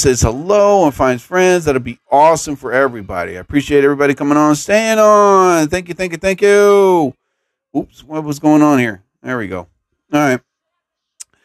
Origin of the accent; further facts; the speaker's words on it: New Jersey, United States; I'm from New Jersey